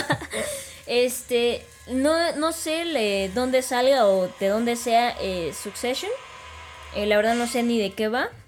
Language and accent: Spanish; Mexico; nosotros como mexicanos